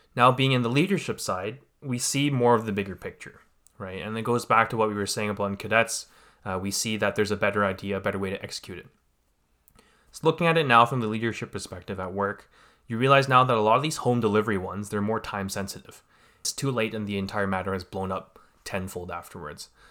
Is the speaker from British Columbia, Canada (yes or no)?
yes; Vancouver, British Columbia, Canada; I was born and raised here in Canada. uh, part of the Greater Vancouver area